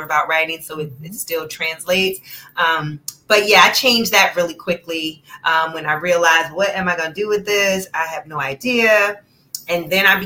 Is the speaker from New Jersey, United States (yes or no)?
yes; Newark, New Jersey, United States; I am originally from Newark, New Jersey. That's where I was born and raised